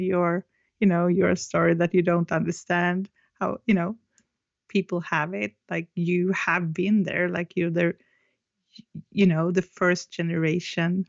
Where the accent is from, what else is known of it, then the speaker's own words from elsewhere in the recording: Stockholm, Stockholm County, Sweden; I'm from Stockholm, Sweden.